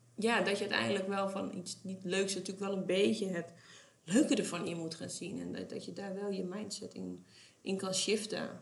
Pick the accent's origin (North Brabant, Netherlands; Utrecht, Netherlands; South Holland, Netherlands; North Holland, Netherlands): North Holland, Netherlands; West Friesland; we komen uit West-Friesland.